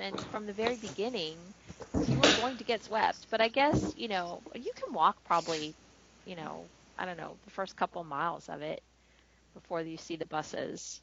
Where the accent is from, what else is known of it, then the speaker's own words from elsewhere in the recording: Florida, United States; I grew up in Florida